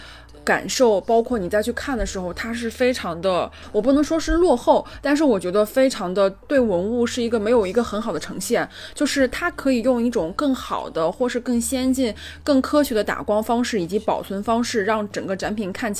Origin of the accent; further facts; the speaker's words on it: China; 身为一个中国人是很自豪的，会有这种民族自豪感。